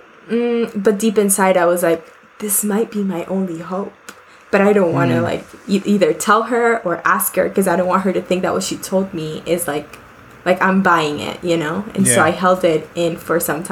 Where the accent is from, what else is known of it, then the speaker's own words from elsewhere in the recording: Bogotá, Colombia; moved away; I am currently 27 years old and I was born in Bogota, Colombia